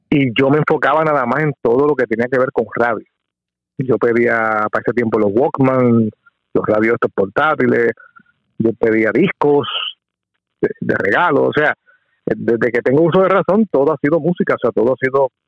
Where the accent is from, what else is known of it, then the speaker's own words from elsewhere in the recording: Coamo, Puerto Rico; moved away as an adult; also born or lived in Aibonito, Puerto Rico / Philadelphia / Washington, District of Columbia, United States; ahí, ahí crecí, sí. de, luego de que nací ahí, me mudé a un pueblo cercano ahí, de, de Ay Bonito, Coamo, y ahí me crié, ahí pasé toda mi adolescencia